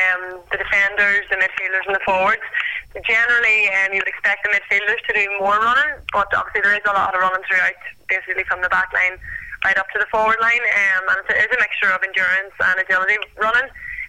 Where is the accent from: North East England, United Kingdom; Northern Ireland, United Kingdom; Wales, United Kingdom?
Northern Ireland, United Kingdom; County Down; moved away as an adult; now in Australia; It's probably our most popular sport back home. Especially where I come from as well.